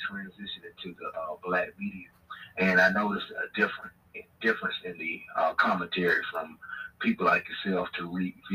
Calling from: Washington, District of Columbia, United States; of Washington, D.C., my brother.

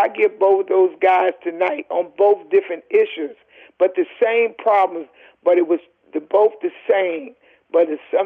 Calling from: Lindenhurst, New York, United States; I'm calling from Lindenhurst, New York

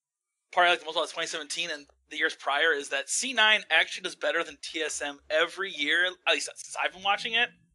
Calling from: Wisconsin, United States; Good old Wisconsin.

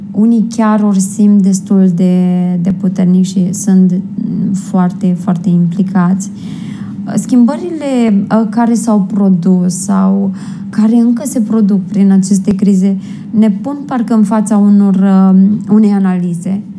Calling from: Rome, Lazio, Italy; din Roma, Italia.

